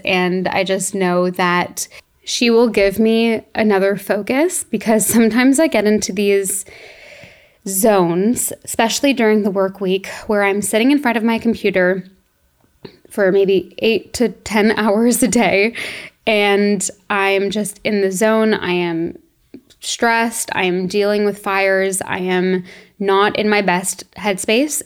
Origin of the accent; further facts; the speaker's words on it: Toronto, Ontario, Canada; moved away as an adult; we grew up in Toronto